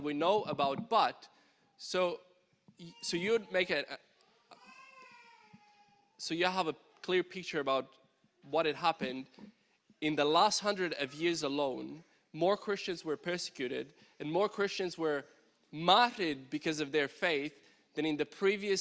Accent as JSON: {"language": "English", "country": "Romania", "tie": "born or raised there", "moved": "yes", "lives_now": "Victoria, Australia", "said": "Growing up in Romania"}